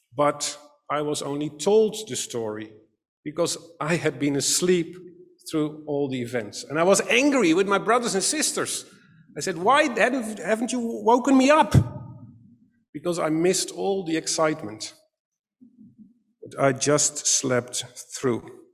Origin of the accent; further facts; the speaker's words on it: Katwijk, South Holland, Netherlands; I grew up in Katwijk aan Zee, a small seaside town near The Hague